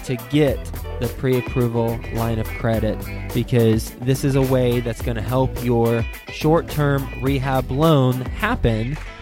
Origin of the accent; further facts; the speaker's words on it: Fort Worth, Texas, United States; Fort Worth, Texas, where I grew up and call my hometown